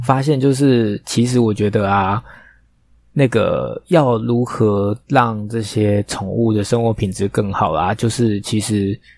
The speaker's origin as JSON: {"language": "Chinese", "region": "Taipei", "country": "Taiwan", "tie": "born or raised there", "said": "通化夜市，好丢脸哦！我在那边出生"}